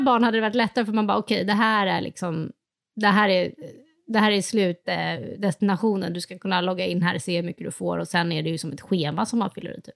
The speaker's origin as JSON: {"language": "Swedish", "country": "Sweden", "said": "som svensk"}